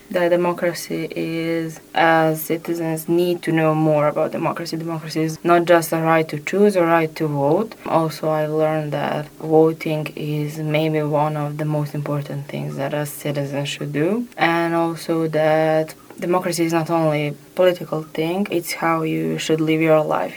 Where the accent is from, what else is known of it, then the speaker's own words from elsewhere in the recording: Serbia; I'm from Serbia.